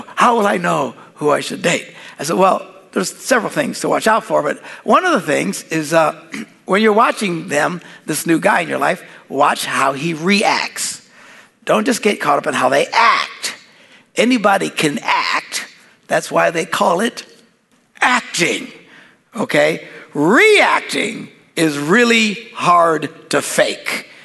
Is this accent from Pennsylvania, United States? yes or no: no; Wisconsin, United States; We're from Wisconsin.